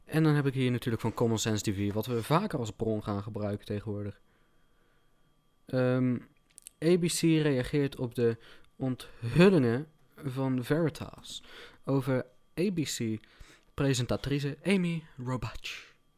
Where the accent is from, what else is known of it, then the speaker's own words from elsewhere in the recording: North Brabant, Netherlands; Ik kom uit eh, West-Brabant, of in ieder geval de regio West-Brabant